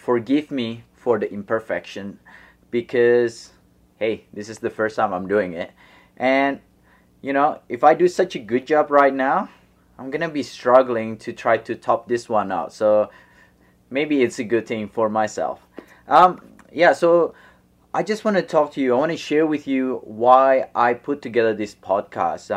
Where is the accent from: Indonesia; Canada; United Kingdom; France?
Indonesia; Bandung, West Java; moved away as an adult; also born or lived in Los Angeles, United States / Australia; I was born in Indonesia, and I moved to Los Angeles 2 years for middle school in Venice Beach